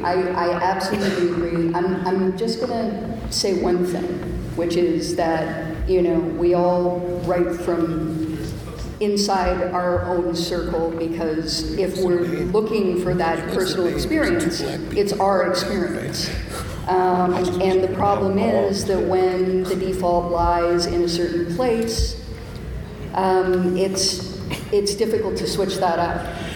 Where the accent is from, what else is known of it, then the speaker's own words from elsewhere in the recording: Canada; I'm Canadian.